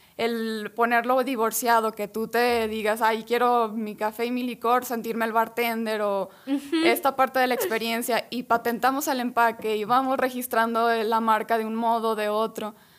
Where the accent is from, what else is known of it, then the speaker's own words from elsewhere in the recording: San Juan de los Lagos, Jalisco, Mexico; venimos de San Juan de los Lagos